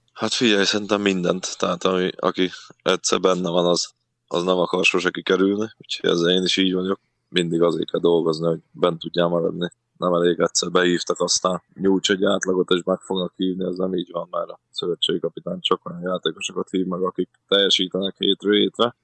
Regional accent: Forráskút, Csongrád-Csanád, Hungary; born or raised there; moved away; also born or lived in Budapest

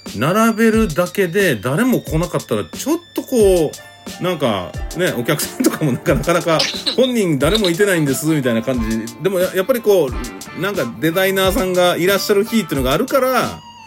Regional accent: Nara, Japan; moved away; 実はね奈良育ちなんですけども

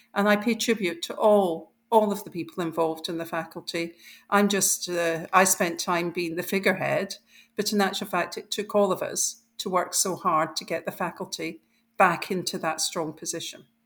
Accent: Scotland, United Kingdom; I grew up in Scotland

